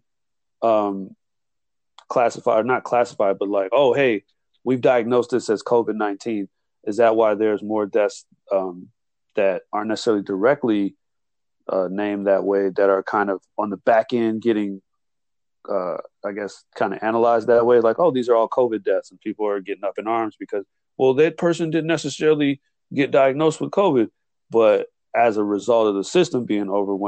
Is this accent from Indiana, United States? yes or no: no; Illinois, United States; my home state of Illinois